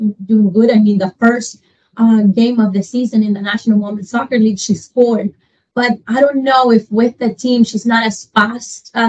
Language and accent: English; Honduras; moved away; I'm from Honduras